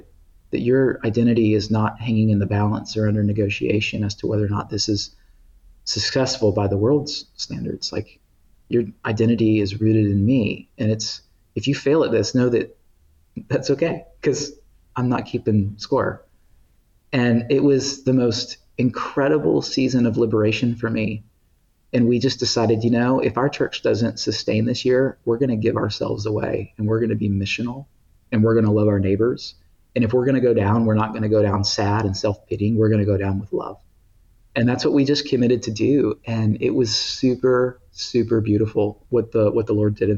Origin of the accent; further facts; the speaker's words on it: Tennessee, United States; also born or lived in Thailand; I grew up in Tennessee